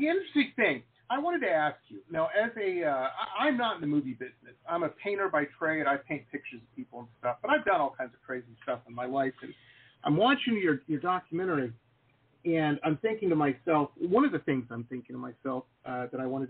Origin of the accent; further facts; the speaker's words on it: Detroit, Michigan, United States; now in South Florida, United States; I grew up in Detroit, Michigan